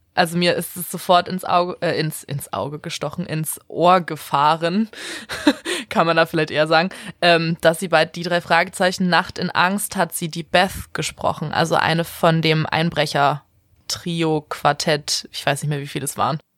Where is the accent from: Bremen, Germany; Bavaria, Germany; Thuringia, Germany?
Bremen, Germany; weil ich ja auch in Bremen groß geworden bin